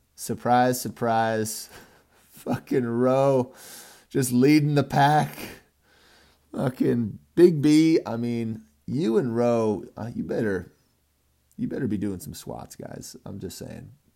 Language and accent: English; California, United States; now in Colorado, United States; I'm from California.